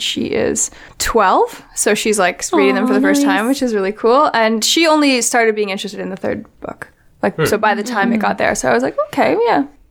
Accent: west coast of Canada, British Columbia, Canada; moved away; I'm from the west coast of Canada, and where we have, like, technically a rainforest, and we have the ocean.

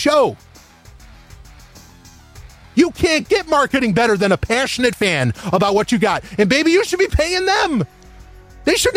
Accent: New York, United States; I'm from New York.

